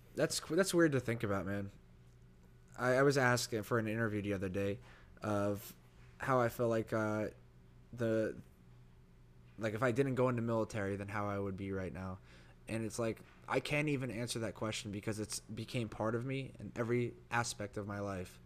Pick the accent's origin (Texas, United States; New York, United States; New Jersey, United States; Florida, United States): New Jersey, United States; born or raised there; moved away